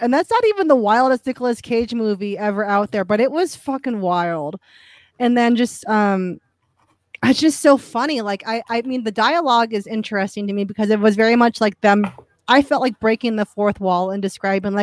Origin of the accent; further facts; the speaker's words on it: Ohio, United States; I'm from Ohio